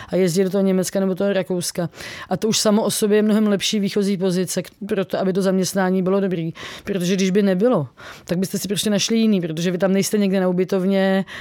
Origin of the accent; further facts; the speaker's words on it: Czechia; jsem z Česka